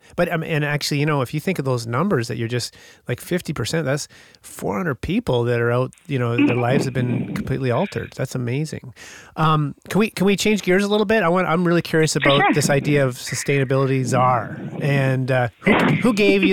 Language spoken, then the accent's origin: English; Whitehorse, Yukon, Canada; moved away; I grew up in the Yukon Territory.